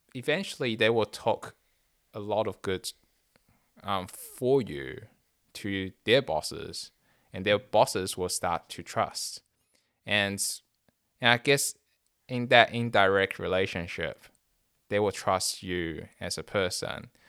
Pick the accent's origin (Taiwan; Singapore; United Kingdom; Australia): Taiwan; moved away; me growing up in Taiwan